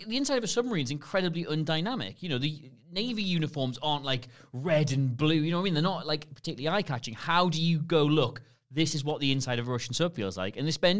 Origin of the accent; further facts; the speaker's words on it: Newcastle upon Tyne, North East England, United Kingdom; I'm from Newcastle. I really emphasize both O's when I say that.